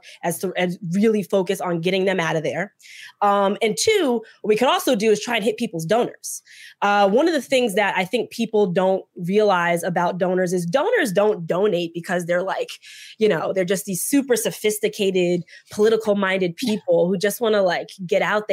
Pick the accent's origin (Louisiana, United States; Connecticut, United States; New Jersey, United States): New Jersey, United States; I'm from Jersey and in the political space in Jersey